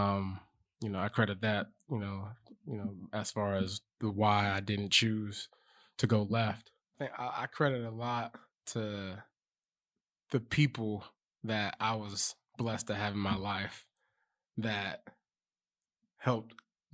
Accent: Lacey, Washington, United States; Lacey, Washington.

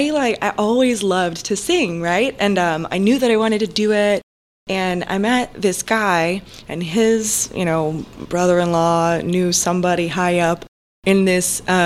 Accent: Tampa, Florida, United States; I was born and raised in Tampa. My family was from Georgia, and they moved down here when my mom was young

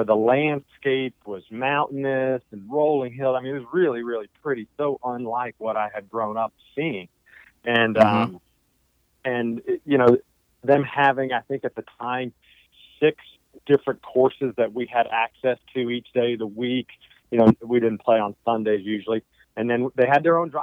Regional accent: South Florida, United States; also born or lived in Fort Lauderdale; I was growing up in South Florida, very close to Eagle Trace and Coral Springs

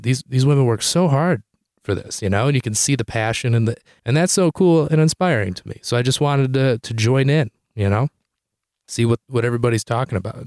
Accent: Detroit, Michigan, United States; also born or lived in Chicago; I'm from Detroit, Michigan

